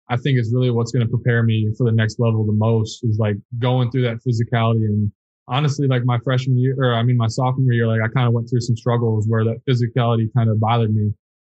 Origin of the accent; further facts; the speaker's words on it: Muscatine, Iowa, United States; growing up in Muscatine, I shot a lot at the YMCA.